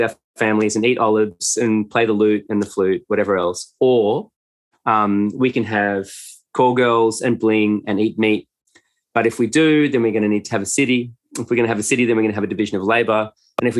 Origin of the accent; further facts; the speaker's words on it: Australia; upper middle class white kids growing up in Australia